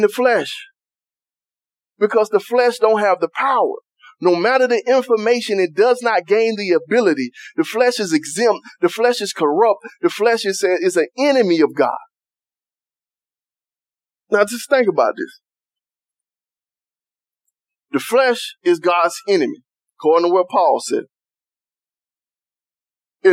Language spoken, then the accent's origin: English; United States; I was from Cedar Park